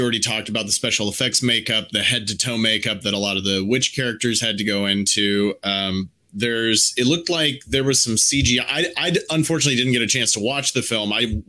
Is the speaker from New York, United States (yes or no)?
no; outside of Wichita, Kansas, United States; I grew up just a few hours north of Guthrie, Oklahoma, outside of Wichita, Kansas.